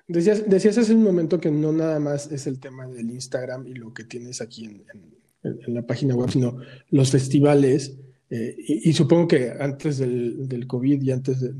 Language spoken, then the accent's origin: Spanish; Mexico; es romper también con nuestros propios eh, rollos de, de, como mexicanos no nos apoyamos